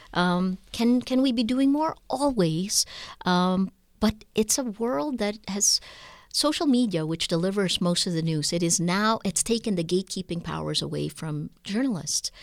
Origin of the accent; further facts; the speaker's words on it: Philippines; my rights as a Filipino citizen